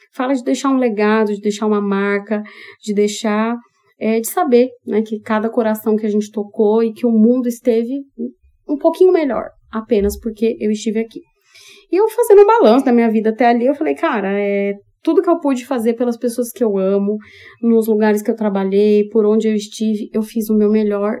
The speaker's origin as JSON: {"language": "Portuguese", "region": "São Paulo", "country": "Brazil", "moved": "yes", "lives_now": "Maringá, Brazil", "said": "Porque nem maringaense eu sou, eu sou paulistana"}